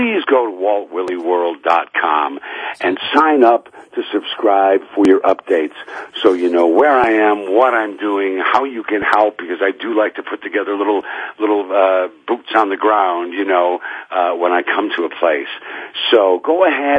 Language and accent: English; Ottawa, Illinois, United States; moved away; I go back home to Ottawa